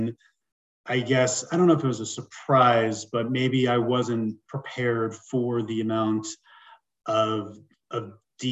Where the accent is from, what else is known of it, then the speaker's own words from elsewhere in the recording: New York City, New York, United States; moved away as an adult; also born or lived in Long Island / Los Angeles; now in Denver, United States; So I'm originally from New York, right around your neck of the woods, born in Queens. I lived on Long Island and also in the city